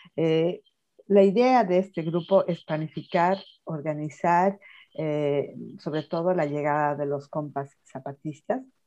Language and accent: Spanish; La Paz, Bolivia; now in Gothenburg, Sweden; soy boliviana y también de la ciudad de La Paz como Iván